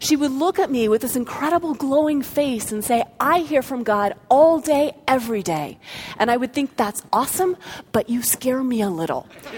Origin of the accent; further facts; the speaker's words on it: Florida, United States; born there; also born or lived in North Carolina / Colorado; even though I was born in Florida and lived in North Carolina and finally settled in Colorado, in each of the different cities or towns that we lived in, we went to a different church.